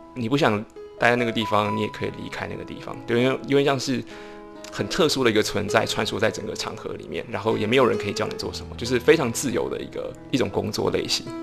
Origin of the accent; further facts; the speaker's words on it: Banqiao, New Taipei, Taiwan; moved away as an adult; also born or lived in Xi'an, China / Nantou, Taiwan; now in New York, United States; 其实我在台北的时候算是在我的家，我在我住板桥